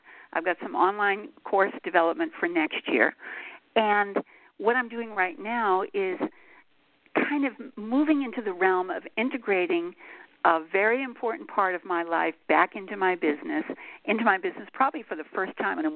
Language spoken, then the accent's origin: English; Boston, Massachusetts, United States; also born or lived in Montreal, California, United States; now in Los Angeles, United States; I was a Bostonian